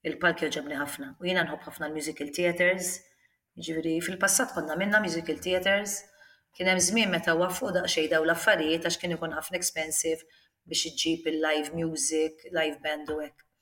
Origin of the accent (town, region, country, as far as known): Malta; born or raised there; also born or lived in Australia